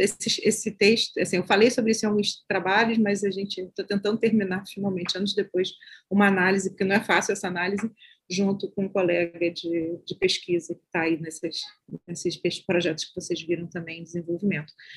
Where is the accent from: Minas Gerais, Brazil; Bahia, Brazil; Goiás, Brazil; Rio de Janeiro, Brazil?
Rio de Janeiro, Brazil; Baixada Fluminense; eu sou da Baixada Fluminense do Rio de Janeiro